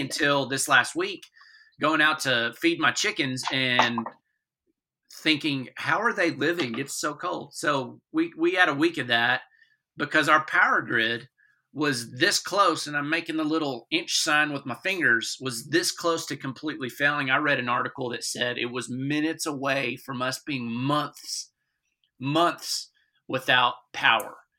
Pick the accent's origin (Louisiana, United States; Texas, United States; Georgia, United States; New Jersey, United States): Texas, United States; I'm a Texan